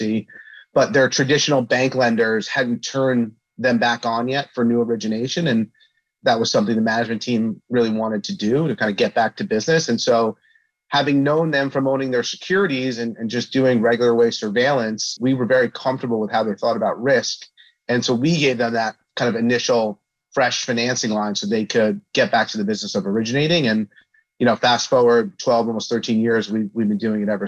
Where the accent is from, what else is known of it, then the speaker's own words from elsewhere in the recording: Flanders, New Jersey, United States; also born or lived in Brooklyn, New York; So I was born in Brooklyn, New York, but moved quickly thereafter to a small town in New Jersey called Flanders.